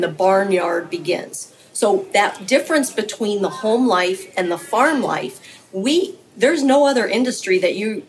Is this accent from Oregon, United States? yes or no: no; Tuscarawas County, Ohio, United States; also born or lived in Fairfield County, Ohio; I grew up in Tuscarawas County